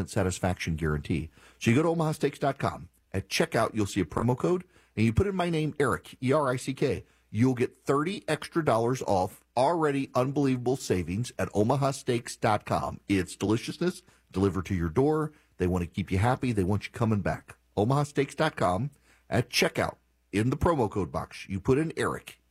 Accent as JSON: {"language": "English", "region": "Louisiana", "country": "United States", "said": "I'm from Louisiana"}